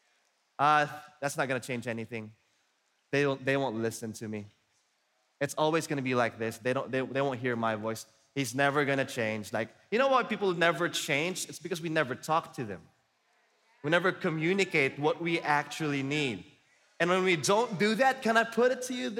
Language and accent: English; Philippines; I'm Filipino and I'm raised up in a culture where we are all passive aggressive